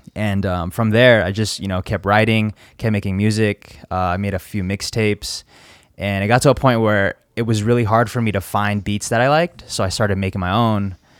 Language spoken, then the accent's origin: English; Las Vegas, Nevada, United States; also born or lived in Virginia; I was born in Virginia, uh, back in ninety-three, and then me and my parents moved to Vegas, uh, like, f, couple years after